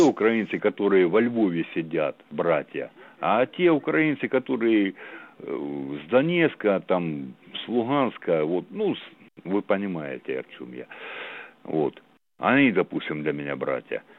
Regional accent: Armavir, Krasnodar Krai, Russia; я из Армавира, я с Кубани

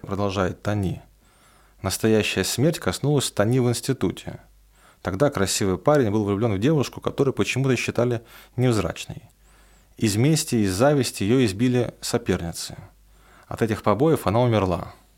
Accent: Roslavl, Smolensk Oblast, Russia; moved away; отправиться в Рославль, откуда я родом

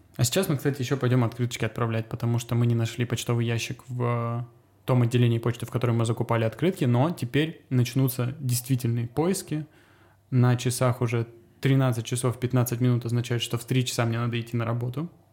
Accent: Azov or Rostov, Rostov Oblast, Russia; moved away as an adult; also born or lived in Cyprus / Latvia; now in Serbia; в детстве в Азове, то ли в Ростове

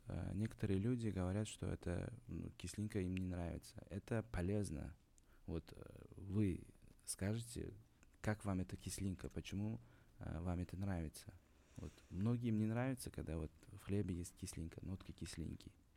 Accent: Uzbekistan; moved away; also born or lived in Kazan; как узбек вам скажу

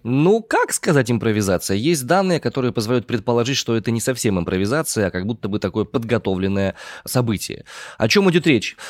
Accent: Omsk, Omsk Oblast, Russia; я родом из Омска

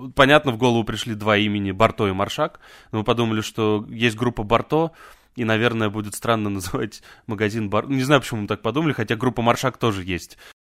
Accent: Volzhsky, Volgograd Oblast, Russia; moved away as an adult; also born or lived in Saint Petersburg; now in Moscow, Russia; я из Волжского, это под Волгоградом.

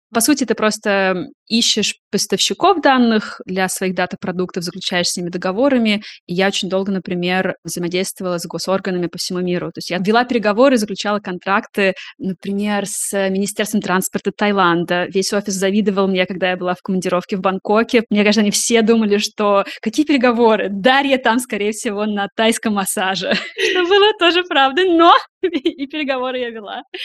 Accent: Russia; moved away as an adult; now in Germany; я женщина из России

